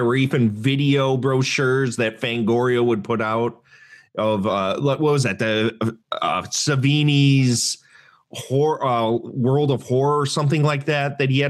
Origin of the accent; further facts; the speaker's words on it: Plainfield, Illinois, United States; also born or lived in Joliet; having grown up on the outskirts of Chicago, I grew up in Plainfield. I was born in Joliet.